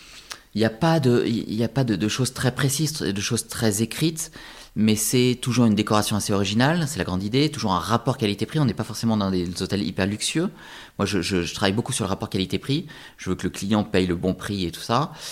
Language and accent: French; France; c'est chez nous, en France